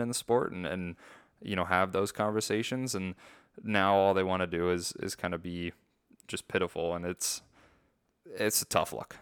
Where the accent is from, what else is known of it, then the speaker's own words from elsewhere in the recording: United States; as an American